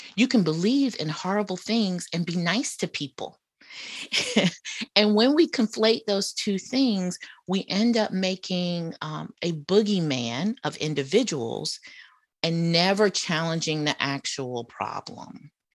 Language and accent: English; Charlotte, North Carolina, United States; accent: Southern; moved away; also born or lived in Atlanta, Georgia; my experiences growing up in Charlotte, North Carolina.